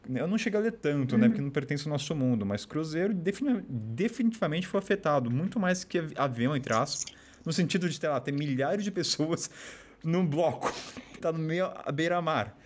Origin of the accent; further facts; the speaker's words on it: Taubaté, São Paulo, Brazil; moved away; eu sou de Taubaté